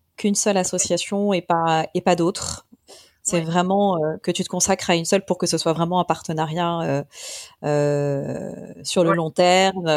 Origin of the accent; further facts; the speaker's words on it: Paris, Île-de-France, France; je suis parisienne